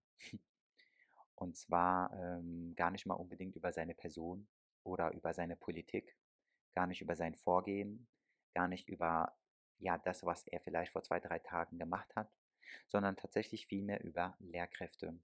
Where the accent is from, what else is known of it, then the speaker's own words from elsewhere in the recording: Germany; ich bin selber aber in Deutschland aufgewachsen und geboren